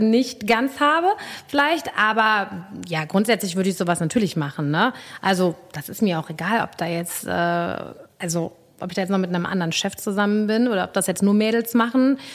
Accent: Cologne, North Rhine-Westphalia, Germany; ich bin ja natürlich in Ports aufgewachsen

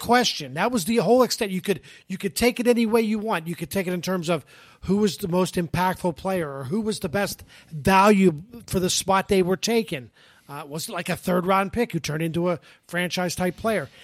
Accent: Pittsburgh, Pennsylvania, United States; now in Tampa Bay, United States; I'm from Pittsburgh

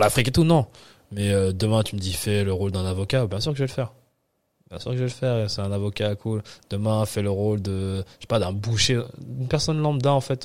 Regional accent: Nice, Provence-Alpes-Côte d'Azur, France; also born or lived in Paris / Picardy; on a habité à Nice. Tu vois, pendant tout le reste de ma vie, on habité jusqu'à mes 17 ans, j'habitais à Nice

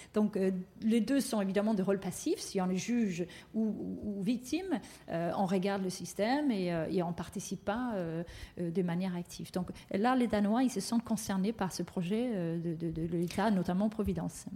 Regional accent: Denmark; moved away; le Danemark, donc mon pays d'origine

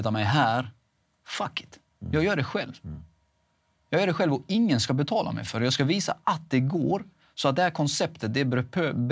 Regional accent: Halmstad, Halland County, Sweden; där jag kommer ifrån, Halmstad, Rova, eh, Laholm, det är väldigt litet.

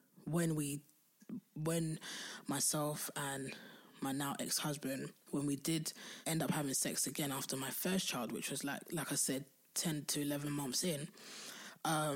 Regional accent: London, United Kingdom; I'm from Southeast London

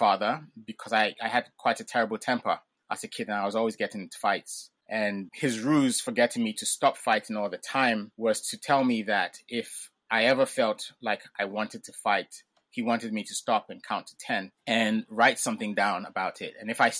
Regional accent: England, United Kingdom; born there; first language Ga; So I grew up pretty much bilingual. So my parents spoke Ga with me at home. And because I was born in England, outside of the home and on TV, there was English.

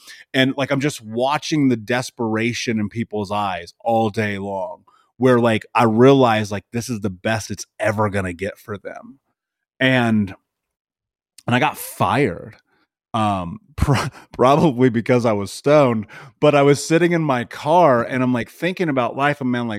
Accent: Indianapolis, Indiana, United States; So I grew up in Indianapolis. I grew up in the middle of America.

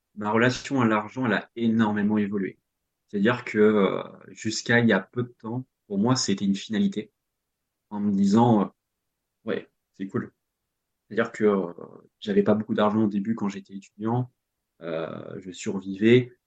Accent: Normandy, France; moved away as an adult; also born or lived in Rennes; je suis normand donc j'habitais en, en, Normandie

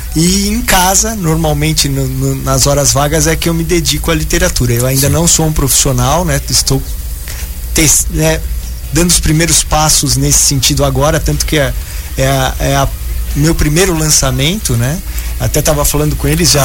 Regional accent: São Paulo, Brazil; moved away; eu tinha uma vida cultural em São Paulo, que é a minha cidade natal, bem intensa.

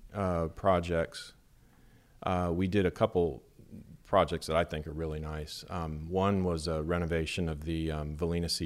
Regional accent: Las Vegas, Nevada, United States; also born or lived in Baton Rouge; now in Bay Saint Louis, United States; originally I'm from Las Vegas

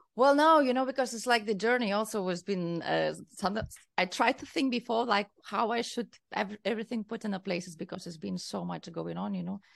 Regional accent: Kaunas, Kaunas County, Lithuania; English is a second language; moved away as an adult; also born or lived in Berlin, Germany; now in Barcelona, Spain; I am from Lithuania. I'm from the second largest city in Lithuania, that is Kaunas

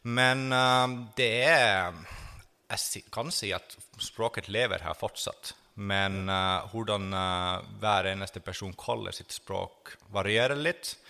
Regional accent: Finland; now in Norway; jeg er finsk som er slekt med kvener, på en måte. At jeg er fra det området hvor de har kommet fra

